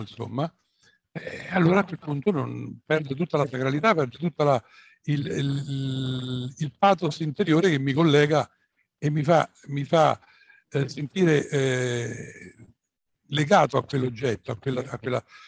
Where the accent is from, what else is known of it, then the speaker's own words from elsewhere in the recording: Rome, Lazio, Italy; also born or lived in Tuscany; io sono romano, veramente.